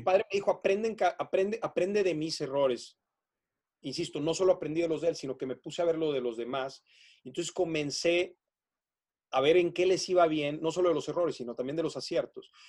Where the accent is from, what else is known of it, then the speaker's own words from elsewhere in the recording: northern Mexico, Mexico; Yo soy un enamorado de mi país me considero patriota, amo a México